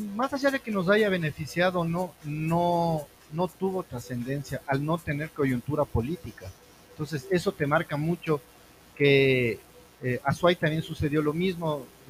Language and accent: Spanish; Ecuador; somos los ecuatorianos